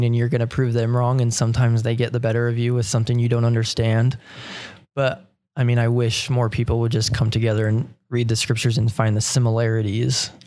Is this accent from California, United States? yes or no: no; Utah, United States; growing up in Utah, you go to church every Fast Sunday